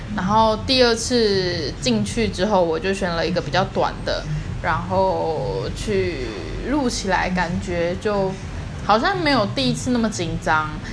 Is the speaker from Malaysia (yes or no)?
no; Taiwan; accent: Taiwanese Mandarin; 我有一点台湾国语